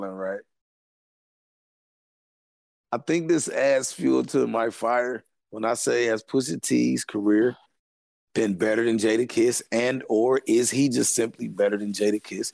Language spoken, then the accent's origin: English; Arkansas, United States; I'm from Arkansas